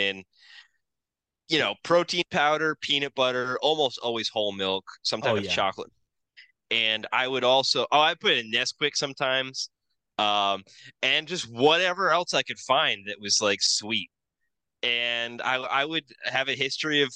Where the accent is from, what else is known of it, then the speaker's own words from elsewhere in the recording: United States; being an American